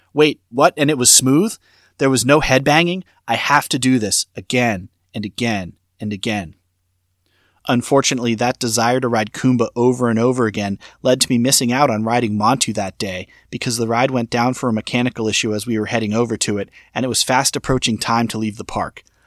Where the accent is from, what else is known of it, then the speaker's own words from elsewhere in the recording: Boston, Massachusetts, United States; I grew up in the Boston area